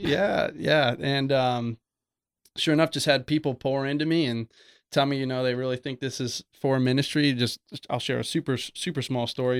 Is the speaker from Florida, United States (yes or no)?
yes; Oviedo, Florida, United States; also born or lived in West Orlando, Florida; I was born and raised in Oviedo, Florida, so not too far, about East, East Orlando